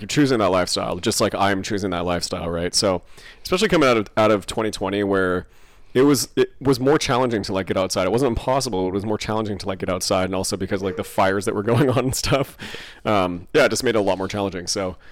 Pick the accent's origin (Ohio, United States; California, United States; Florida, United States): California, United States; a massive Iron Man race in my hometown